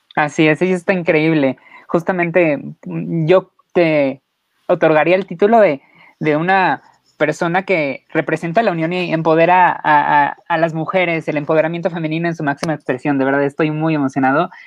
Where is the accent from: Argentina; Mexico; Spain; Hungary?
Mexico; como mexicano nosotros te abrimos las puertas